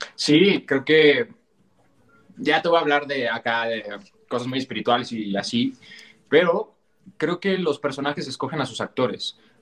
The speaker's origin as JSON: {"language": "Spanish", "country": "Mexico", "said": "yo soy mexicano, más mexicano que nopal"}